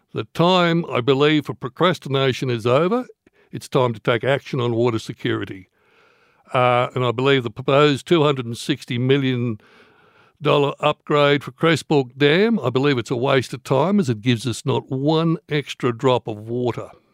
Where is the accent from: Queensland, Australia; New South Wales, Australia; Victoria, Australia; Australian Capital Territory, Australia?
Queensland, Australia; Bollon; moved away as an adult; also born or lived in Cunnamulla, Queensland / Goondiwindi, Queensland; now in Toowoomba, Australia; I'm originally from the Southwest Queensland. I was actually born in Cunnamulla, and I went to school in a little town called Bolin. I lived out there most of my life